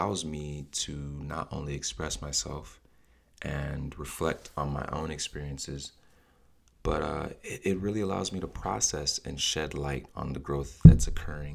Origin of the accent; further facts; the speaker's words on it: Nigeria; as a Nigerian in my culture, I've seen us pray and fast and worship and repeat.